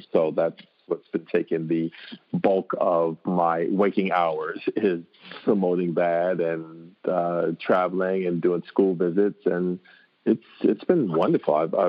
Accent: New York City, New York, United States; also born or lived in Harlem; I'm an author illustrator. I was born in Harlem and grew up in Washington Heights, which is the next section up.

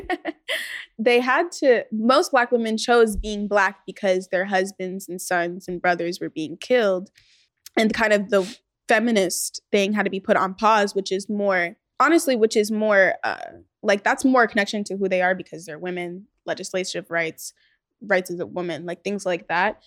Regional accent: Los Angeles, California, United States; we grew up in the valley, like, we grew up in Chatsworth

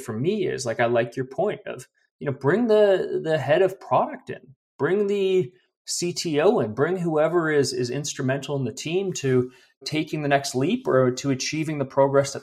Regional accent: Vancouver, British Columbia, Canada; moved away as an adult; now in Calgary, Canada; I'm actually originally from Vancouver, but okay. 13 years in Calgary.

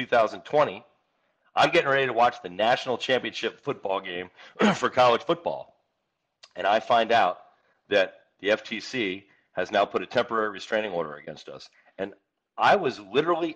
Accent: Northeast, United States; moved away; I grew up back in the Northeast

